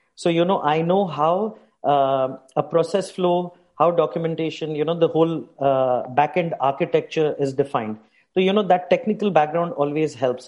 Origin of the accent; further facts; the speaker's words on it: India; moved away as an adult; now in Dubai, United Arab Emirates; I hail from India originally.